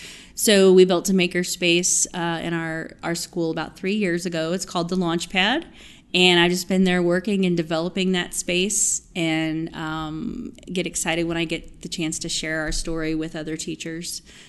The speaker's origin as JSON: {"language": "English", "town": "Houston", "region": "Texas", "country": "United States", "said": "from Houston."}